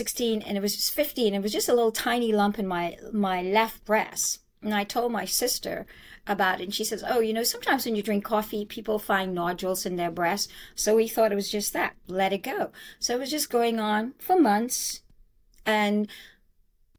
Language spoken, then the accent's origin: English; Nassau, New Providence, Bahamas; now in Exuma, Bahamas; I was born in Nassau, Bahamas, but I live in Exuma.